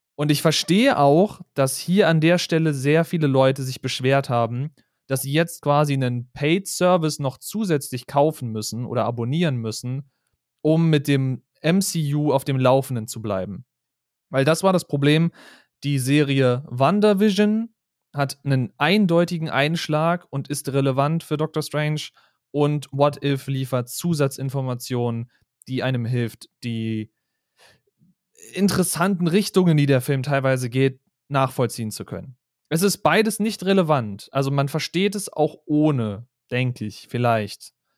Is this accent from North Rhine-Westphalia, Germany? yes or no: no; Berlin, Germany; Ich als Berliner